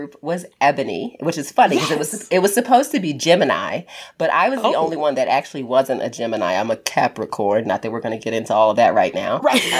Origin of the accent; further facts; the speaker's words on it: Baltimore, Maryland, United States; I told you I was from Baltimore.